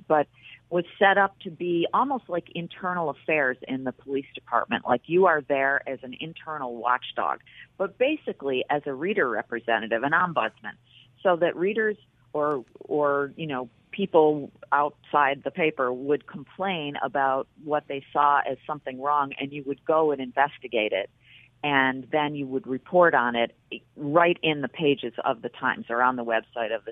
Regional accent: Buffalo, New York, United States; moved away as an adult; also born or lived in Washington; now in New York City, United States; I was from Buffalo

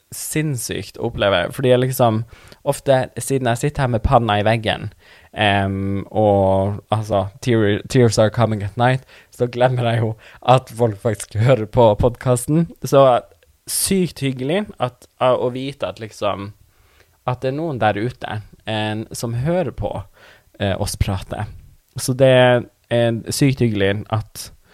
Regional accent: Tana, Troms og Finnmark, Norway; first language Northern Sami; Norwegian is a second language; Jeg er fra Tana i Finnmark

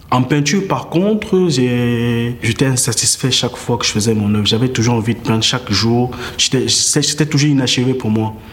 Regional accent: Cameroon; Artiste plasticien, j'ai 31 ans, je suis camerounais.

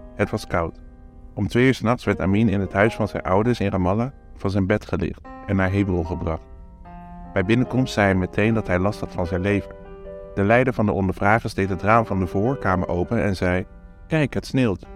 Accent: Vlaardingen, South Holland, Netherlands; we uit Nederland kwamen

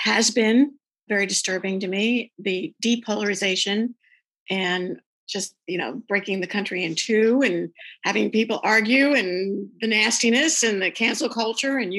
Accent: Philadelphia, Pennsylvania, United States; moved away as an adult; also born or lived in Europe; now in New Jersey, United States; I was originally from Philadelphia.

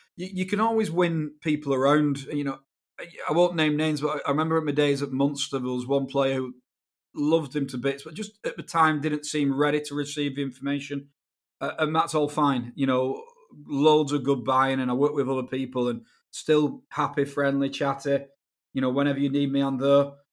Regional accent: Wigan, North West England, United Kingdom; where I was brought up in England, uh, a, a t, a town in the northwest called Wigan

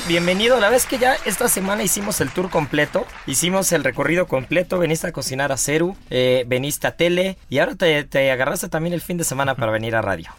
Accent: Mexico; yo soy mexicano

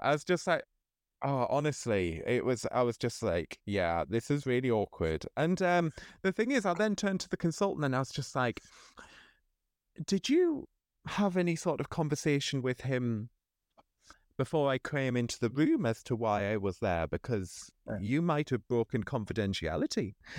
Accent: Sunderland, North East England, United Kingdom; I was from Sunderland

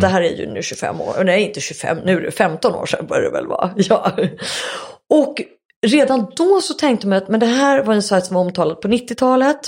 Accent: Sweden; jag var svensk

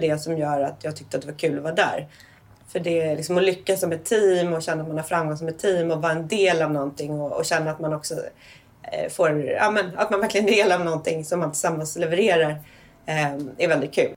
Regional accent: Danderyd, Stockholm County, Sweden; jag är uppväxt i Enebyberg som är en, en del av Danderyd precis norr om Stockholm

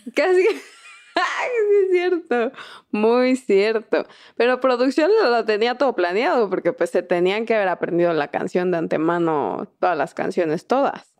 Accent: Mexico; somos mexicanas y lo hemos visto toda nuestra vida

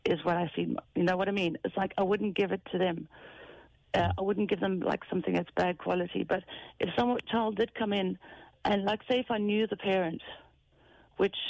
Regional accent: South Africa; now in Ireland; I'm South African

